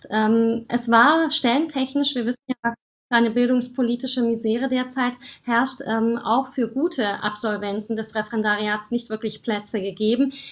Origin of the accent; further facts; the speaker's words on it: Germany; also born or lived in Romania; Ich bin 1988 geboren und dann 1990 nach Deutschland mit dem deutschen Teil meiner Familie gekommen.